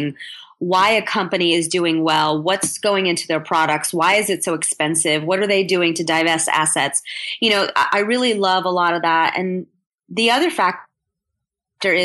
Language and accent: English; United States; I'm American born